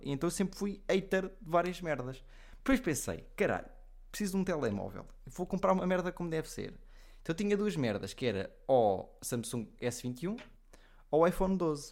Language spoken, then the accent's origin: Portuguese; Leiria, Centro, Portugal; moved away as an adult; also born or lived in Odivelas; eu sou de Leiria e Odivelas. Depende, eu, Odivelas porque é onde eu vivo quando vou para a universidade.